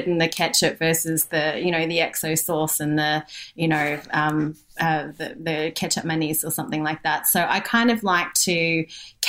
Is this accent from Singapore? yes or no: yes; Singapore; being Singaporean